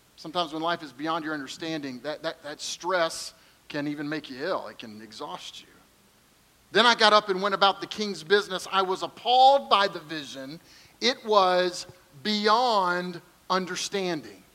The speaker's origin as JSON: {"language": "English", "region": "Kentucky", "country": "United States", "said": "I'm from Kentucky"}